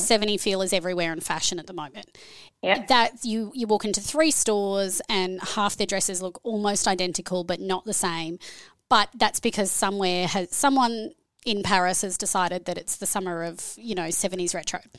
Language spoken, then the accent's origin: English; Australia; accent: Australian; moved away as an adult; also born or lived in Canada / New Zealand; now in Brisbane, Australia; I'm originally Australian, as you can hear by the accent